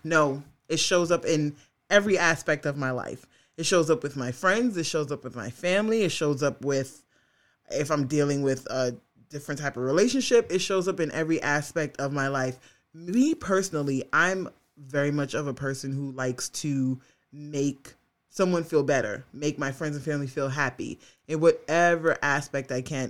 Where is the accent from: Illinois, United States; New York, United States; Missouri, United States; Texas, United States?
New York, United States; as a New Yorker